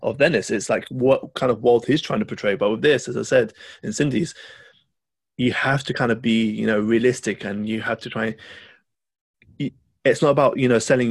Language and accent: English; Lebanon; I'm from Lebanon